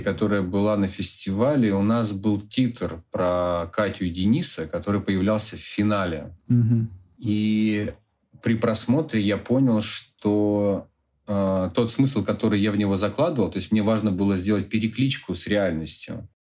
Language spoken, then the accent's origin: Russian; Khanty-Mansiysk, Khanty-Mansi Autonomous Okrug, Russia; В Ханты-Мансийске, в моем родном городе